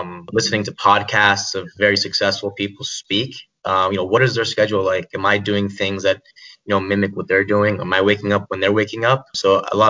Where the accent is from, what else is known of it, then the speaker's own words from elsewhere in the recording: Miami, Florida, United States; moved away as an adult; also born or lived in Hawaii; I'm originally from Miami, Florida